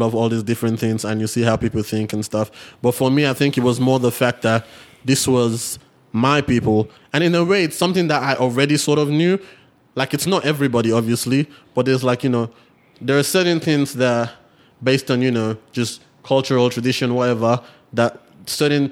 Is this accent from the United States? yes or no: no; Nigeria; moved away; we're Nigerian